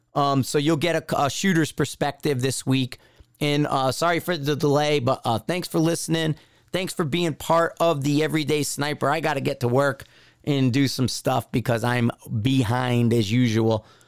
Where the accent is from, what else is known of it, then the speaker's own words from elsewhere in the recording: East Coast, United States; from the East Coast